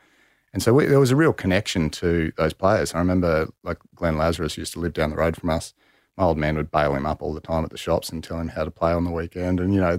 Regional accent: Gawler, South Australia, Australia; born there; also born or lived in Idaho; Born in Gawler, which is just outside the Barossa. Don't know Adelaide, you know, very well in terms of growing up.

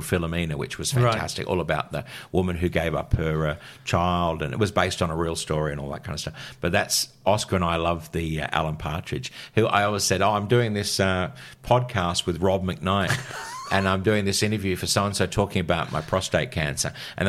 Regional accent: England, United Kingdom; born there; But then I also realised that I had a British passport and I was born in England, so I was a dual citizen.

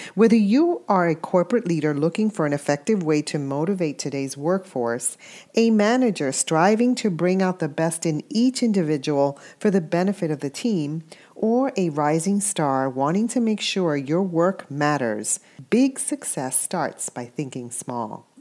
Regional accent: New York, United States; I'm a New Yorker

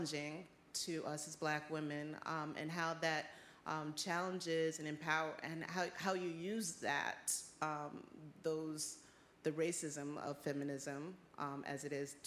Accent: New York, United States; We're both from the Bronx

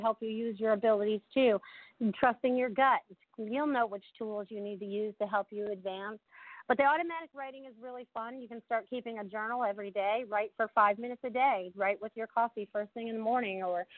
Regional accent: New England, United States; now in Sarasota, United States; growing up in New England

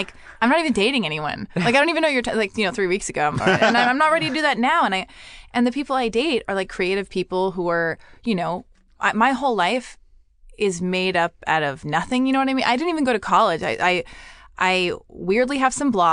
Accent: Los Angeles, California, United States; I was born and raised

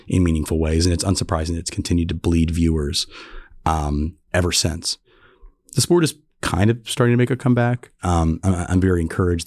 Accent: North Carolina Piedmont, United States; I grew up in the North Carolina, Piedmont, so grew up going to races

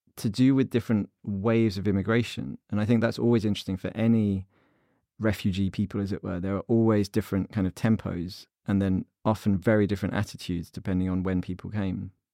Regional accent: United Kingdom; as a British Jewish reader

